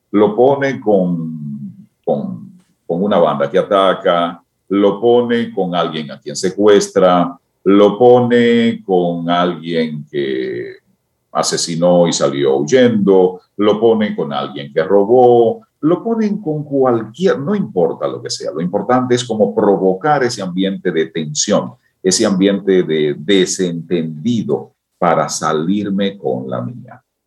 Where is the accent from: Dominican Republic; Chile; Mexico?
Dominican Republic; que somos los dominicanos